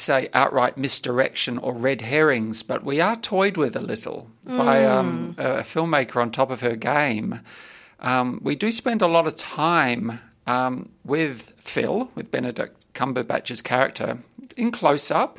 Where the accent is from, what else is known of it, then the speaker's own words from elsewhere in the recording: New Zealand; now in Melbourne, Australia; as a Kiwi